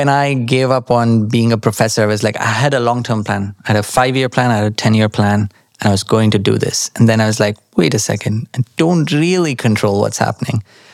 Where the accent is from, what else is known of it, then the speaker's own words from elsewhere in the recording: Nashik, Maharashtra, India; moved away as an adult; now in London, United Kingdom; When I grew up in India, in Nasik especially, the weather was fantastic.